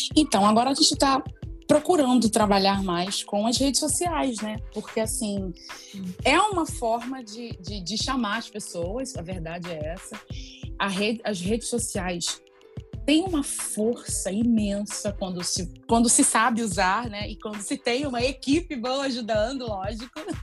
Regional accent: Rio de Janeiro, Brazil; eu vim do complexo do alemão, eu vim da favela

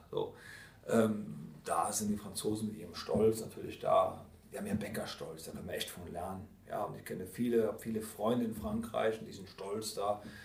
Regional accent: Rhineland, Germany; Bin Rheinländer

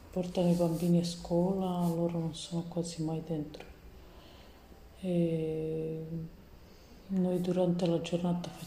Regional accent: Romania; Italian is a second language; now in Italy; ho tre figli, una di 15 anni, l'altra di 10 e una di 6 anni deve compiere a luglio. Sono da Romania e mi trovo qui.

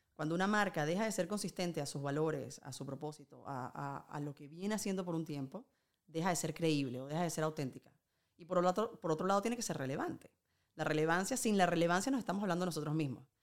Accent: Venezuela; now in Spain

